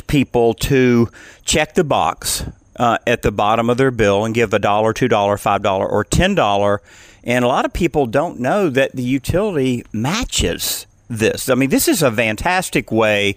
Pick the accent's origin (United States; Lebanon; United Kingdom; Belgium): United States; Georgia; Coweta Fayette is a large EMC down here on the south side